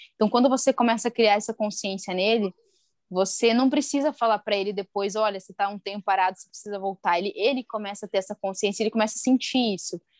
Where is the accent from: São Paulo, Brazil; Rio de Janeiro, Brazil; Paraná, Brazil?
Paraná, Brazil; interior of; moved away; sou de uma cidade lá do interior do Paraná